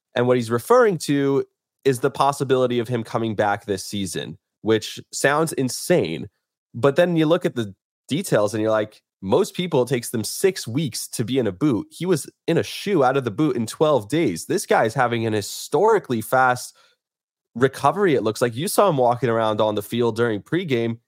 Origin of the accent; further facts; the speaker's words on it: Bergen County, New Jersey, United States; I grew up in Bergen County